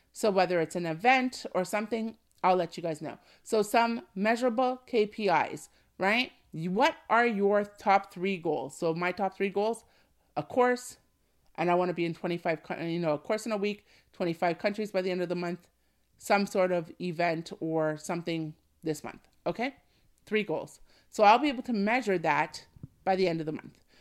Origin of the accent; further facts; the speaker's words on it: Canada; my home country is Canada